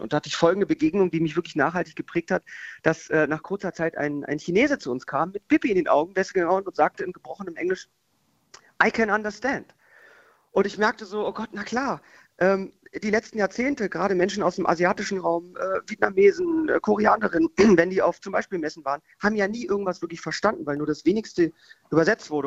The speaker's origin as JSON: {"language": "German", "region": "Berlin", "country": "Germany", "said": "wir bei uns in Berlin die größte Fruchtmesse weltweit haben"}